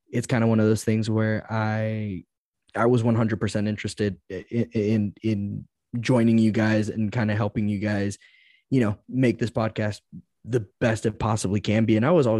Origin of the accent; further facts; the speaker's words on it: Dallas, Texas, United States; also born or lived in Georgia; And you know, I'm born and raised in Dallas. Born in Georgia, raised in Dallas.